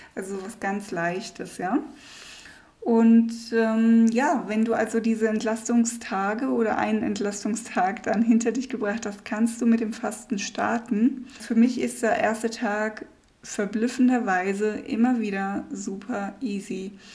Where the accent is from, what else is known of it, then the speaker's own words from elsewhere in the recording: Germany; moved away; als Deutsche